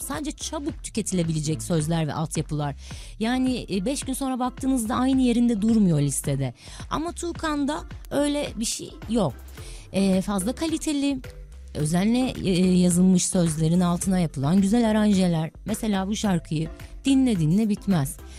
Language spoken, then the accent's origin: Turkish; Istanbul, Turkey; Anadolu yakasında doğdum, büyüdüm.